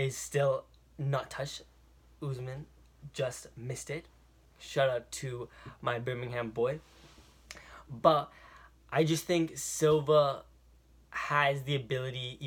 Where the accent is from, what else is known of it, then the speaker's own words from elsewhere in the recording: Toronto, Ontario, Canada; I am from Toronto, Canada